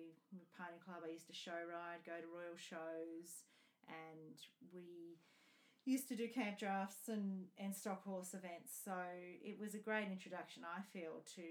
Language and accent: English; Scone, New South Wales, Australia; also born or lived in Armidale; I was born in Scone, Paxton, and my family owned a property and up at Tymore. My dad managed a property up there, Ballarang. And I grew up there